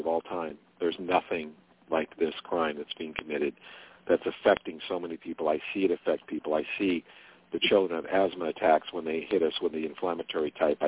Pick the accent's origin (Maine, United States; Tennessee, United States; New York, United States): New York, United States; Jamestown; moved away as an adult; in Jamestown, New York, which is where I lived at the time, that's where I was born